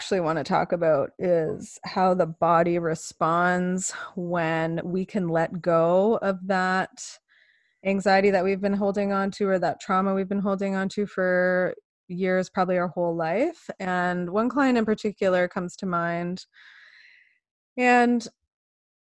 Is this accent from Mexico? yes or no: no; Canada; I'm so Canadian.